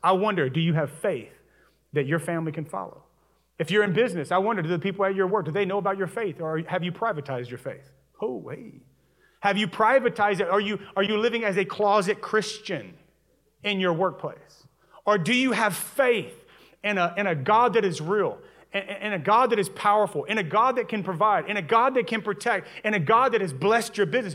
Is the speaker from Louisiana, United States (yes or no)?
yes; Louisiana, United States; moved away; I'm originally from Louisiana